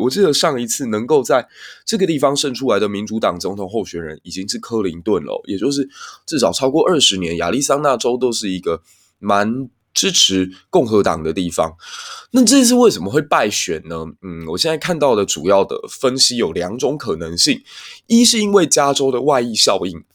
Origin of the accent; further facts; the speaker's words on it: Kaohsiung, Taiwan; 身为一个高雄人